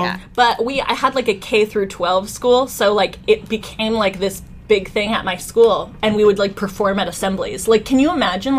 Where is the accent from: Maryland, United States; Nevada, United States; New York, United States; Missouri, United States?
Nevada, United States; Las Vegas; lived in Vegas. I grew up in Vegas.